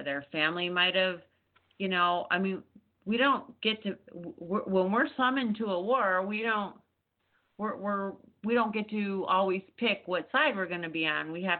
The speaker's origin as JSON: {"language": "English", "town": "Chicago", "region": "Illinois", "country": "United States", "moved": "yes", "lives_now": "Texas, United States", "said": "I'm originally from Chicago, so I'm a Yankee."}